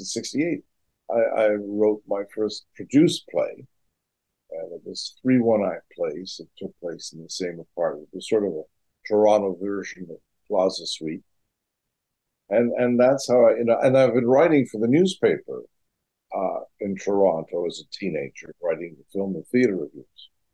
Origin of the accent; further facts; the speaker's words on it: England, United Kingdom; moved away as an adult; now in United States; I came from England here